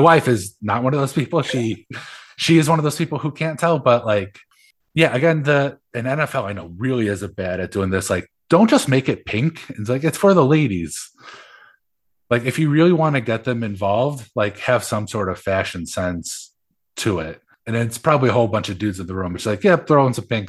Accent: Illinois, United States; also born or lived in Boston, Massachusetts; Moved to Illinois when I was three and lived in Illinois since.

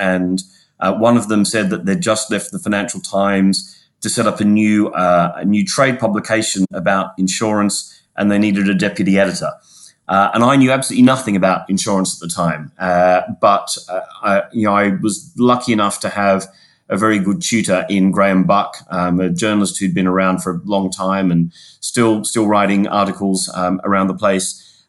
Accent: Sydney, New South Wales, Australia; accent: Australian; moved away as an adult; My accent becomes more Australian if we're doing well at cricket or rugby, Paul. I grew up in Sydney, a child of the 80s, and moved here in the late 90s, about 22 years ago.

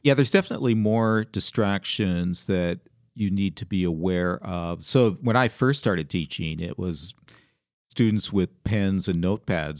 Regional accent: Canada; moved away as an adult; also born or lived in England / Georgia; now in Seattle area, United States; I grew up in Canada where the winters could be very harsh.

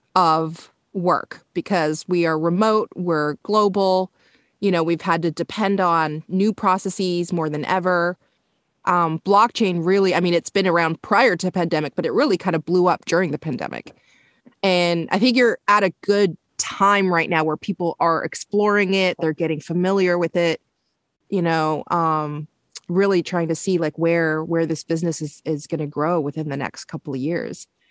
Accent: Canada; I grew up in Canada

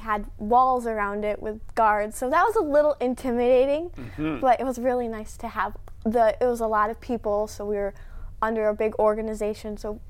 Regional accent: Grandville / Grand Rapids, Michigan, United States; what we like to call the Granville or Grand Rapids little bubble, Christian school

